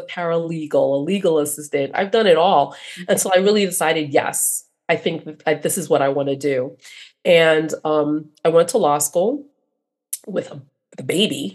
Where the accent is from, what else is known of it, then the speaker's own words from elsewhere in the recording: New York City, New York, United States; I am a first generation American, proud daughter of immigrants. My father's from Venezuela. My mom's from Jamaica, born and raised in Brooklyn, New York.